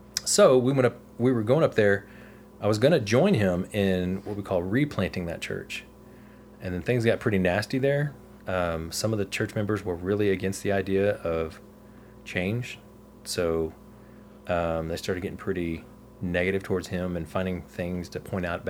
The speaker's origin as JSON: {"language": "English", "region": "Texas", "country": "United States", "also_born_or_lived": "Oregon", "moved": "as an adult", "said": "I'm from Texas"}